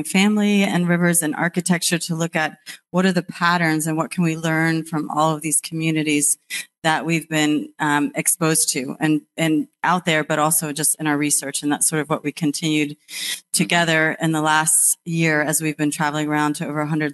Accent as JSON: {"language": "English", "region": "East Coast", "country": "United States", "said": "I'm actually from the East Coast"}